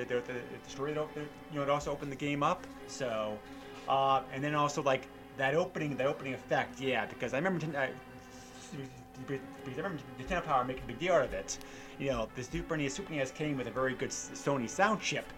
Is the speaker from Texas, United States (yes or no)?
no; New Hampshire, United States; I grew up in New Hampshire, so you know, we kind of lived in the boonies.